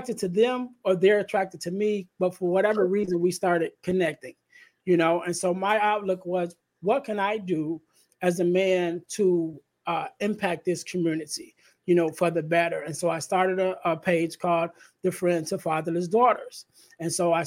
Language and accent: English; Chicago, Illinois, United States; I'm in the area, because I'm from Chicago